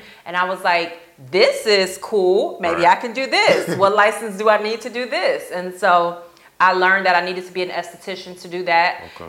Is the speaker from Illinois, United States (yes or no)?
yes; Chicago, Illinois, United States; also born or lived in Grand Rapids; now in Tampa, United States; I'm not. I'm from Chicago.